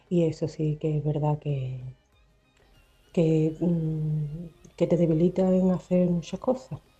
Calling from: Seville, Andalusia, Spain; de Sevilla.

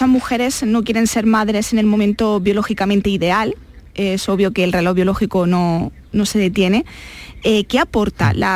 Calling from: Huelva, Andalusia, Spain; de Huelva.

